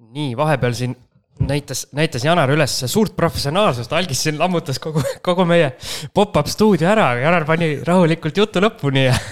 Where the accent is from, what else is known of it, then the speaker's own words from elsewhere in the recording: Jüri, Harju County, Estonia; minu kodukanti Jürisse